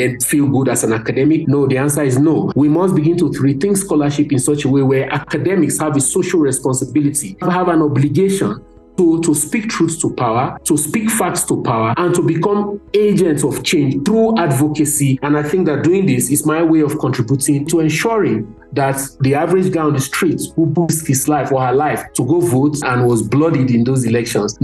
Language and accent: English; Nigeria; I'm from Nigeria